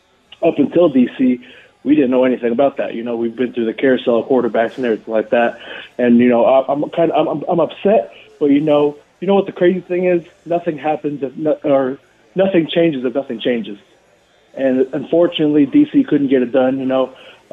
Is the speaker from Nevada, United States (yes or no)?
yes; Las Vegas, Nevada, United States; I'm born and raised in Vegas.